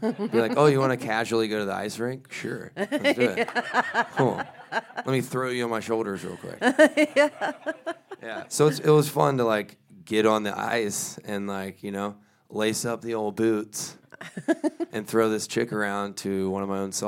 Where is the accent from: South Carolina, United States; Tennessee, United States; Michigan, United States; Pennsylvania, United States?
South Carolina, United States; born there; moved away as an adult; also born or lived in Belgium; Moved around a lot. I was born on the coast of South Carolina. And then we moved like 100 times.